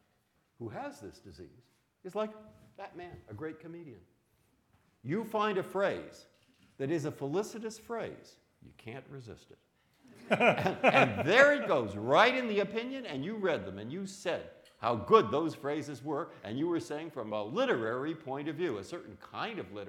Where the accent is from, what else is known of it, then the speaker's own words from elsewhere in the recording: San Francisco, California, United States; moved away as an adult; also born or lived in Boston; I was born in San Francisco. I grew up in the 1950s